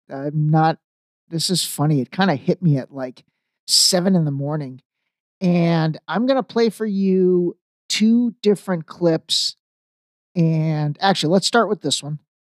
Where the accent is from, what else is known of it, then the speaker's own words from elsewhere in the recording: Cleveland, Ohio, United States; I'm from Cleveland